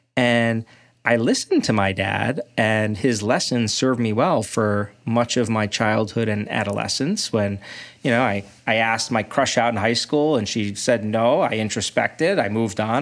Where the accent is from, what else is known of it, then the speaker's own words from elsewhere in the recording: Brooklyn, New York, United States; now in Ann Arbor, United States; I grew up in Brooklyn